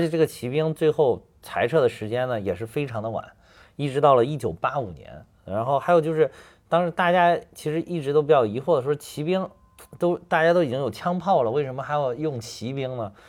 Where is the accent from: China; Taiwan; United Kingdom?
China; North China Plain; 像我们老家那边，就华北平原这块儿